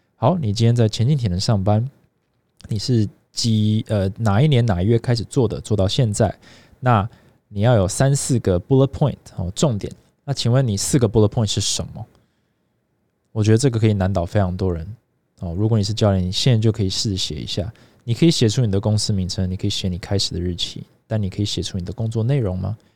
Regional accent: Taiwan; 我也是在这边， 这边长大，然后，呃，读书，然后工作这么多年

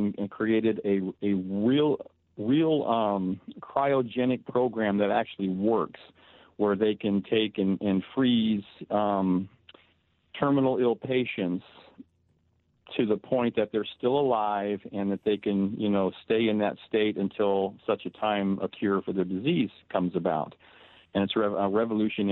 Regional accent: Tempe, Arizona, United States; moved away as an adult; also born or lived in Canton, Ohio; now in Burbank, United States; I'm from Ohio. I was born in Canton, Ohio. Grew up in Tempe, Arizona, since the age of six

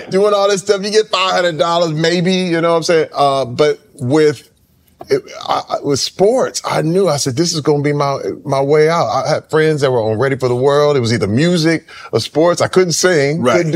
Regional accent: Flint, Michigan, United States; You know, uh, coming up in Flint, I always knew I wanted to be an entertainer.

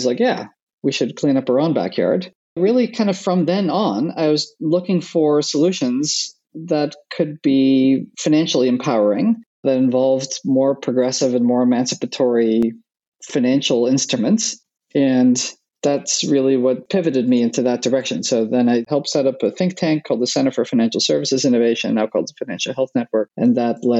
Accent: Netherlands; moved away; I grew up in Holland.

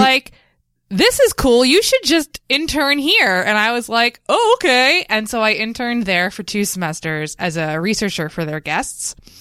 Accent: Nutley, New Jersey, United States; also born or lived in Bloomfield, New Jersey; I'm from Nutley, but I live in Bloomfield now

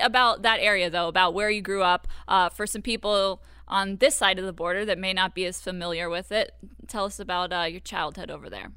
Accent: Florida, United States; now in Detroit, United States; I'm from Florida

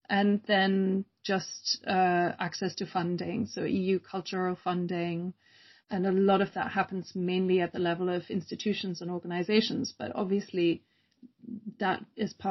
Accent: Germany; I grew up in Germany, uh, which, you know, my accent, also I want to explain my accent will wave freely between Germany, Britain, and then living with an American.

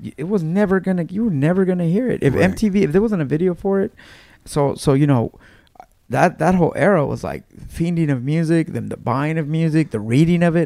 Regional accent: Los Angeles, California, United States; I grew up in Mid City, California

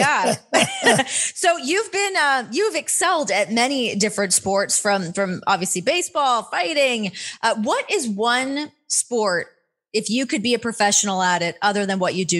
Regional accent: Canada; moved away; So I grew up in Canada. So playing hockey and like being on the ice is like in my blood.

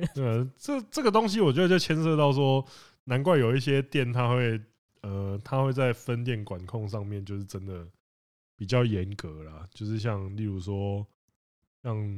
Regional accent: Penghu County, Taiwan; moved away; also born or lived in Kaohsiung / Taipei; 我，我是澎湖人

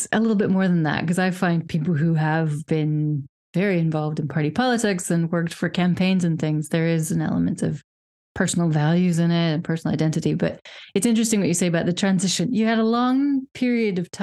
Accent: Wyoming, United States; moved away as an adult; also born or lived in Czech Republic / United Kingdom; now in Europe; I obviously grew up in a very Republican family. I'm from Wyoming

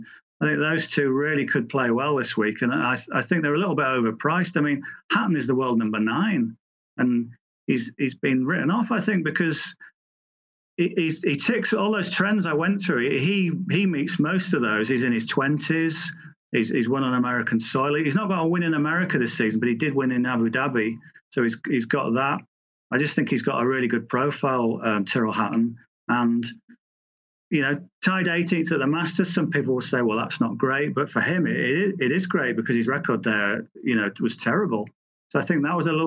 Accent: England, United Kingdom; as an Englishman

